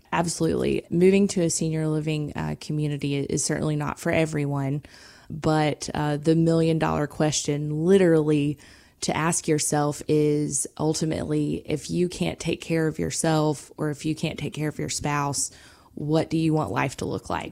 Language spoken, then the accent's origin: English; South Georgia, United States; I'm from South Georgia